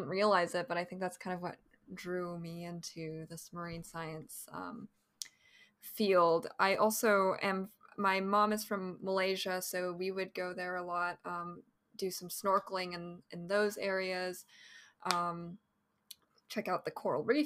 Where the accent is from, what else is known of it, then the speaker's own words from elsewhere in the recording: Bay Area, California, United States; I'm a Cali girl. I'm from California, Bay Area native